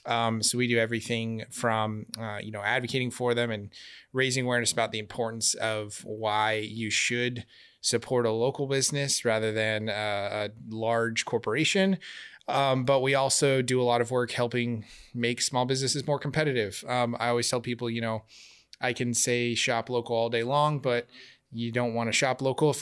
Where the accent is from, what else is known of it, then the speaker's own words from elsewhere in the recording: Glendale, Arizona, United States; I'm Arizona born and raised in West Valley, Glendale kid, went to high school downtown Phoenix and moved to where we're at now in Tempe 15, 16 years ago.